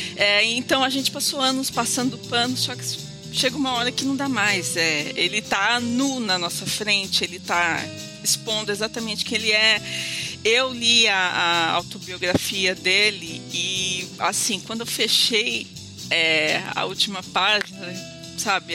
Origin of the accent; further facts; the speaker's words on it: São Paulo, Brazil; now in Rio de Janeiro, Brazil; sou uma exilada morando no Rio de Janeiro, sou de São Paulo